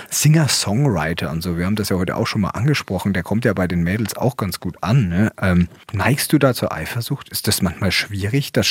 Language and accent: German; Bavaria, Germany; Ich komme ja aus Franken.